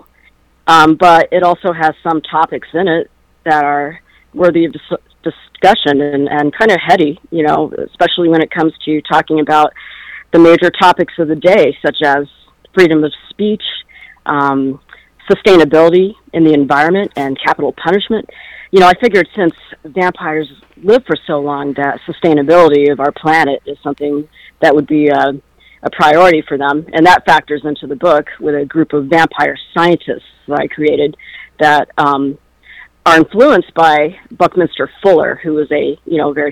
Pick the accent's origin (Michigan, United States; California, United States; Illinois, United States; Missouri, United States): Illinois, United States; moved away; I am from Illinois originally, so I probably should watch that one, being from the land of Lincoln